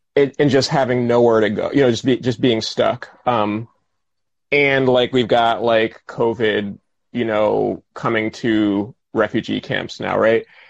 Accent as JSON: {"language": "English", "town": "Albany", "region": "New York", "country": "United States", "tie": "born or raised there", "said": "when i was a kid in my hometown albany new york"}